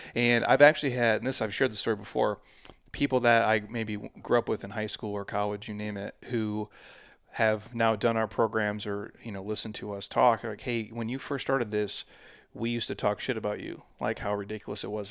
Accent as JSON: {"language": "English", "region": "Midwest", "country": "United States", "moved": "yes", "lives_now": "Scottsdale, United States", "said": "I'm from the Midwest"}